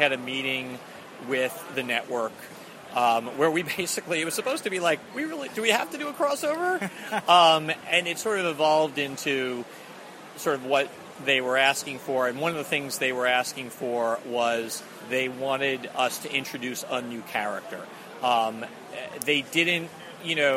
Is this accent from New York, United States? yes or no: yes; Long Island, New York, United States; moved away as an adult; also born or lived in Boston; now in Los Angeles, United States; I grew up on Long Island, and I lived in Boston for 8 years before moving out to Los Angeles.